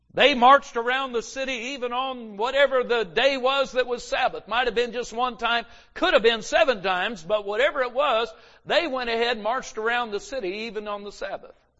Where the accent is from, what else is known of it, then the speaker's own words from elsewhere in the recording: Los Angeles, California, United States; we grew up in Los Angeles